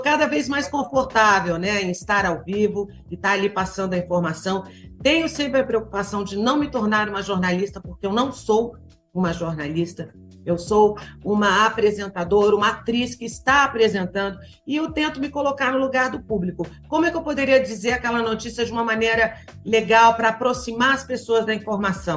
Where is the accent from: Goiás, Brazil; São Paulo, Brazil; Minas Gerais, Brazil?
Goiás, Brazil; Goiânia; Eu nasci em Goiânia